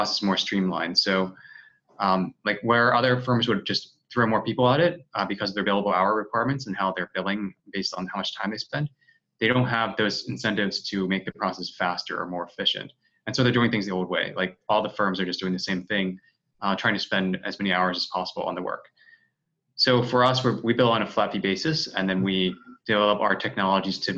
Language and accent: English; Washington, District of Columbia, United States; now in San Francisco, United States; my hometown of Washington, D.C.